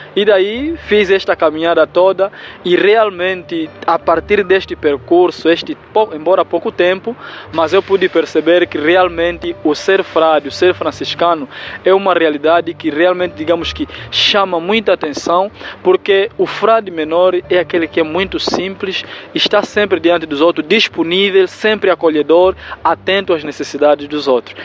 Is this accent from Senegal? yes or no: no; Benguela, Angola; na região onde eu nasci, que é a província de Benguela